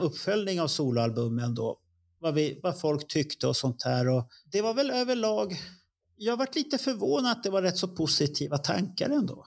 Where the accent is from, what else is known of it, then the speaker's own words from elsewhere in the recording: Stockholm, Stockholm County, Sweden; jag är uppväxt i Tensta och gick i Hjulsta